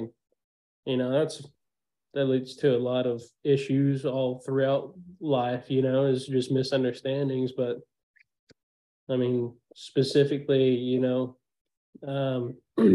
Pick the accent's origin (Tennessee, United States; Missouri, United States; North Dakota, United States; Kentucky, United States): Tennessee, United States; now in Texas, United States; I grew up in Tennessee, you know, like I'm right, and now I live in Texas